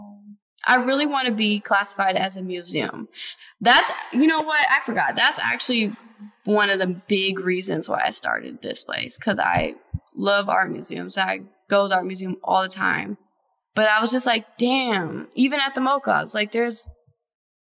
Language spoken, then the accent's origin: English; Cleveland Heights, Ohio, United States; I live in Cleveland now, but I was raised in Cleveland Heights, so it's still pretty close